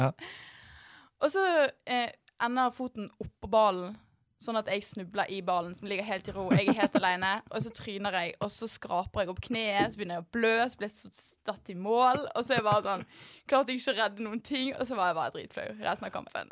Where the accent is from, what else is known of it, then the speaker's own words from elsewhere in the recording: Bergen, Vestland, Norway; i Arna, der jeg kommer fra.